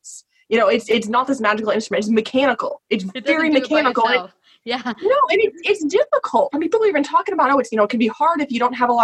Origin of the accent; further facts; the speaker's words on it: Texas, United States; I grew up in Texas